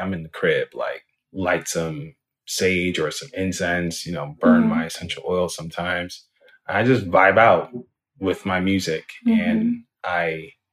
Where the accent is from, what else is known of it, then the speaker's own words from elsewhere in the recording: Jamaica; now in United States; being a young boy growing up in Jamaica